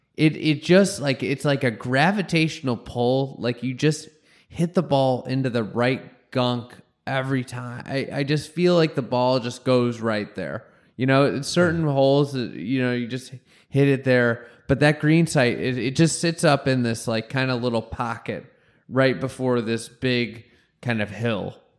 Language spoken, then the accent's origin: English; Chicago, Illinois, United States; I'm from Chicago